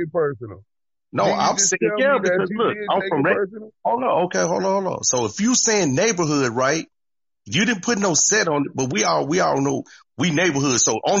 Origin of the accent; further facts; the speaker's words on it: Texas, United States; moved away as an adult; also born or lived in Los Angeles, California; Me being from here, being from Texas, living in LA for 14 years and coming back